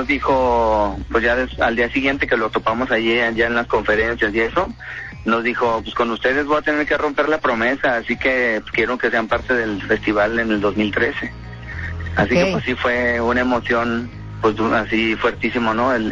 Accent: Guadalajara, Jalisco, Mexico; Que somos siempre unos tapatíos.

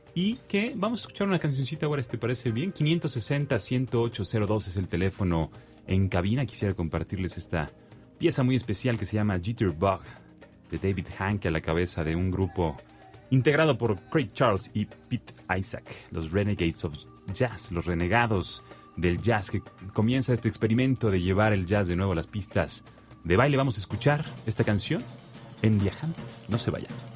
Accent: Mexico

